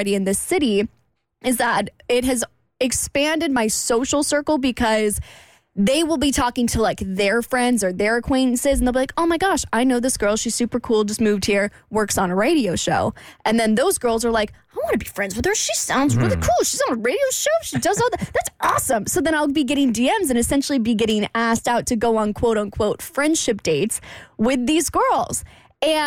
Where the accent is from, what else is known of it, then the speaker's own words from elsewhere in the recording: Jacksonville, Florida, United States; moved away as an adult; I come from Jacksonville. That's where I grew up